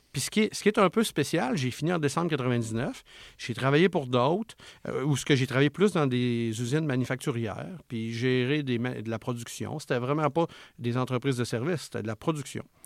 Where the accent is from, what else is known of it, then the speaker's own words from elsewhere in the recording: Charlevoix, Quebec, Canada; je viens de Charlevoix, où ce que c'est un coin que souvent, c'est ces mentalités-là un petit peu. Puis euh, maman à maison, puis quand c'est le temps, elle retourne travailler, puis etc. Puis moi, ben, quand j'ai grandi là-dedans